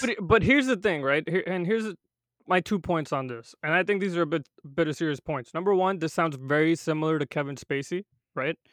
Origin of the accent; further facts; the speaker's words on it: India; now in United States; I'm not first generation, I was born in India